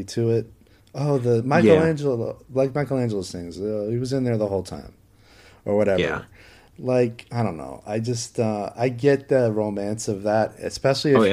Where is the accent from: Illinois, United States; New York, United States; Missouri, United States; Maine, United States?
Maine, United States; my hometown in Maine